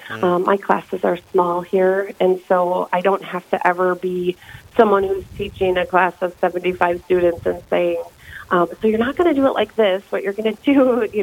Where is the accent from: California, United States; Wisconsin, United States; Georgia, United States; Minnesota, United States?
Minnesota, United States; Minneapolis; moved away as an adult; also born or lived in Kansas / Brookings, South Dakota; now in Yankton, United States; I grew up in Minneapolis, Minnesota